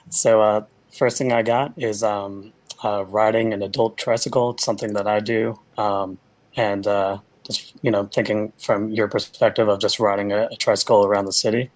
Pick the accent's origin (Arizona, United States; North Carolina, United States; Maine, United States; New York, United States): New York, United States; New York City; I'm from Brooklyn, New York.